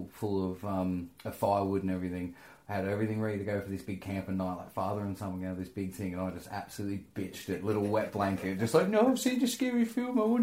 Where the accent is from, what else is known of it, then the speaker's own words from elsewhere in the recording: near Bathurst, New South Wales, Australia; The next town over from the town where I grew up in Australia is Bathurst in New South Wales